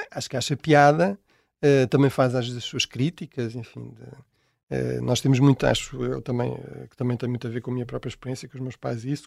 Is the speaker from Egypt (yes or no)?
no; Tomar, Centro, Portugal; also born or lived in Portela, Tomar; now in Lisbon, Portugal; eu realmente nasci mesmo em Tomar